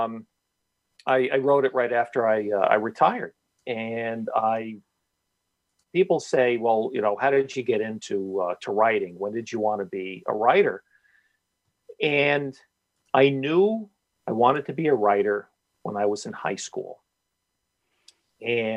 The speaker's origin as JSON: {"language": "English", "town": "Stamford", "region": "Connecticut", "country": "United States", "tie": "born or raised there", "said": "my hometown paper, the Stanford Advocate"}